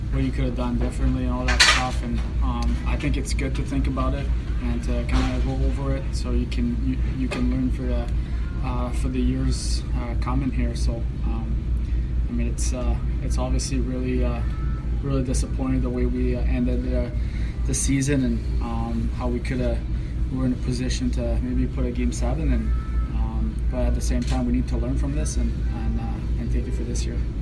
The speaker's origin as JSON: {"language": "English", "town": "Hearst", "region": "Ontario", "country": "Canada", "tie": "born or raised there", "moved": "yes", "said": "my hometown back home"}